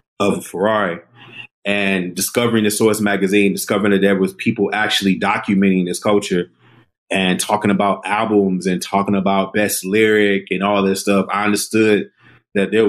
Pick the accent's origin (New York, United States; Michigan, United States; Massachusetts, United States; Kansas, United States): Michigan, United States; Detroit; moved away as an adult; also born or lived in Washington, D.C.; Born and raised in Detroit. Lived there my entire life until I was about 21, and then I transferred to Howard University.